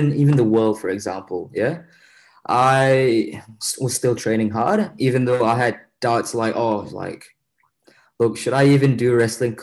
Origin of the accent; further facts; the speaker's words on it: Malaysia; moved away as an adult; now in Australia; when I came to Australia from Malaysia